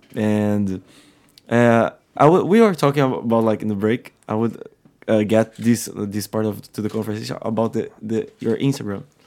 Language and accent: English; Rio de Janeiro, Brazil; now in Ireland; in Rio we we do got a lot of tourists